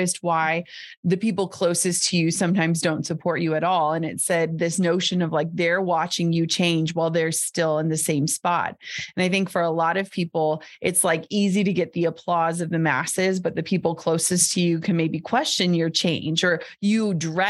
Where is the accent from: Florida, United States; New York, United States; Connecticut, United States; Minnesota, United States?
Minnesota, United States; I grew up in Minnesota where everyone wears 18 layers and mukluks.